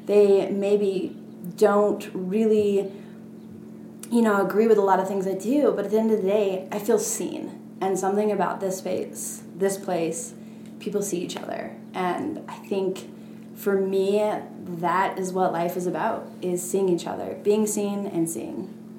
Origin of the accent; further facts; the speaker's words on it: Portland, Oregon, United States; so I come from Portland, right? Everything's new and up and coming.